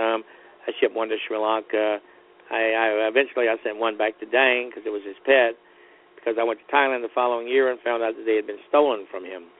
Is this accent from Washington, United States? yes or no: no; Florida, United States; I was born in Florida